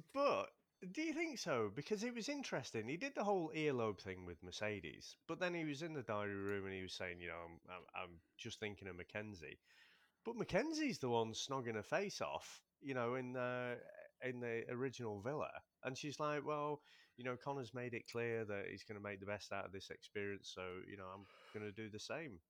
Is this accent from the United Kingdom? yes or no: yes; United Kingdom; we're British